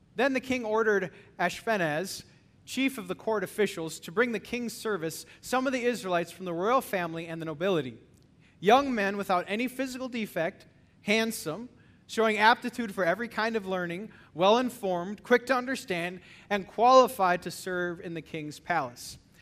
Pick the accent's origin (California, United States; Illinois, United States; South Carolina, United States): Illinois, United States; I'm from Illinois